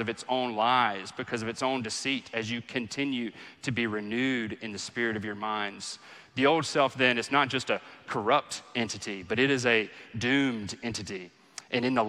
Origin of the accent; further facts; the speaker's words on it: the Bible Belt, United States; growing up in the Bible Belt